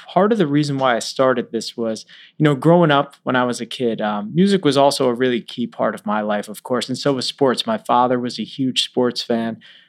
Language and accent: English; New York, United States; I grew up in Long Island in Manhattan.